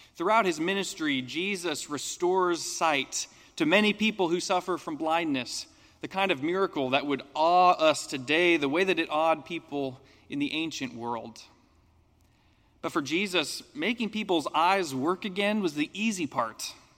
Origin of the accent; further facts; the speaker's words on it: United States; as an American